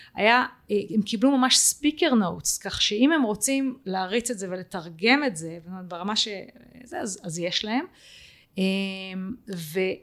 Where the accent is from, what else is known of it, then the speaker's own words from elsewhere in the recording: Israel; אנחנו כישראלים